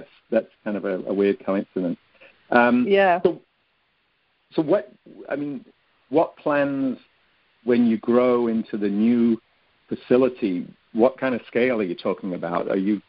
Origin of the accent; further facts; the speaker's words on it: England, United Kingdom; I'm showing my age now, but when I grew up in England in the 50s and 60s, not too many people had heard of yogurt.